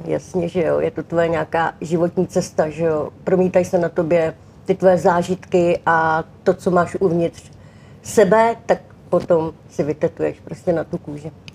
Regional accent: Czechia; u nás v Čechách

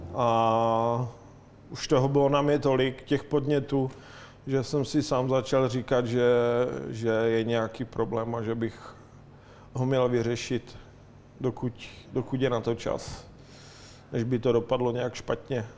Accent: Ostrava, Moravian-Silesian Region, Czechia; now in Prague, Czechia; jsem z Ostravy a jak se říká Ostravak se jen tak z něčeho neposere

